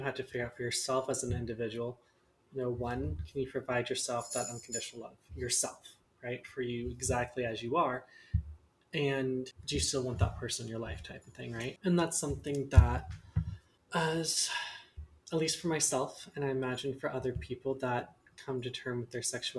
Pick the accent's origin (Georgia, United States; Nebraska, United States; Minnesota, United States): Nebraska, United States; Lincoln; I grew up in Lincoln, Nebraska